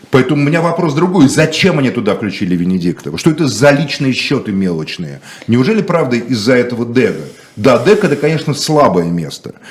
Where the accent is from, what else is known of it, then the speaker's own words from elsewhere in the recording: Moscow, Russia; Я коренной москвич.